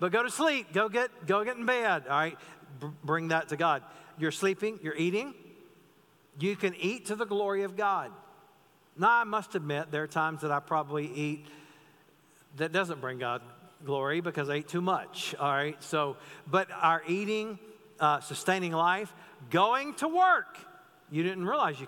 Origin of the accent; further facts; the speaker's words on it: North Carolina, United States; the pastor I grew up under in North Carolina